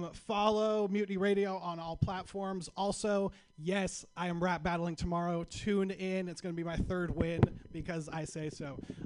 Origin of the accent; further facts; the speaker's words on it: Sacramento, California, United States; I'm from Sacramento. If you don't know what Sacramento is, Sacramento is our capital.